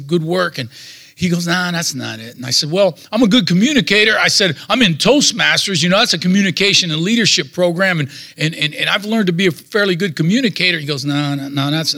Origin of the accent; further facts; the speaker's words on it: Youngstown-Warren area, Northeast Ohio, United States; I'm from the Steel Valley in Northeast Ohio, the Youngstown Warren area. I was born in 1957